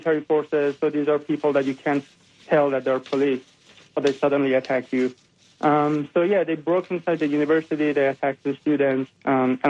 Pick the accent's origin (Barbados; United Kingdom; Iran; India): Iran; English is a second language; moved away as an adult; I grew up in Iran. I'm born and raised in Iran, and I was there until I was 22 years old